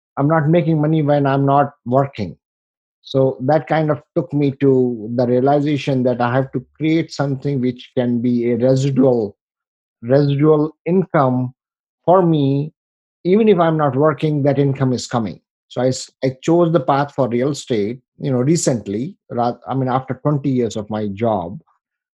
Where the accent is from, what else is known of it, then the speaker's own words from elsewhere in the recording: India; moved away as an adult; now in United States; I come from India, you know, with a very humble background. You know, I came here in 1998.